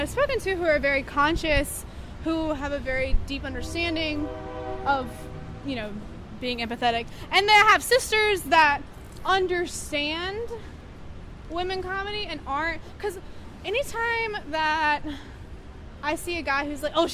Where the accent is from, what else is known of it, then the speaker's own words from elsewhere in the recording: North Carolina, United States; now in New York, United States; I'm from North Carolina